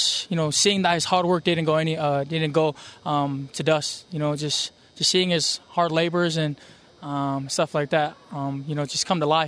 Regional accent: Kearns, Utah, United States; I come from Kearns, Utah. I'm the third oldest of six.

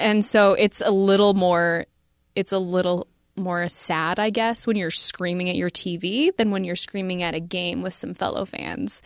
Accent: United States; I'm an American

